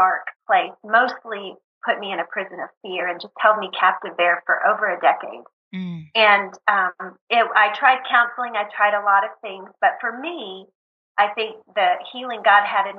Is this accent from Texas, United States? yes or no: yes; Texas, United States; We're from Texas